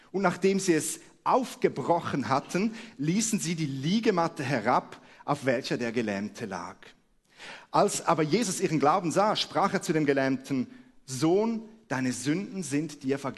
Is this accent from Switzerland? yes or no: yes; Switzerland; moved away as an adult; now in Hamburg, Germany; Wie man unschwer hört, komme ich aus der Schweiz und wir leben seit einem Jahr in Hamburg.